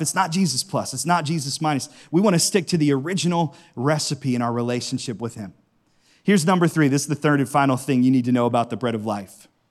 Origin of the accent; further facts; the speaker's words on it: Howland, Ohio, United States; I grew up in Howland, and right down the street from me is one of my favorite Italian restaurants